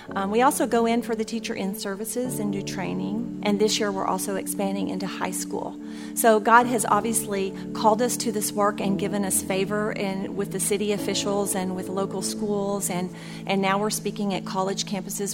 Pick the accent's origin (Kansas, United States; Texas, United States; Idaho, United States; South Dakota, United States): Texas, United States; now in Jacksonville, United States; Texas is my home state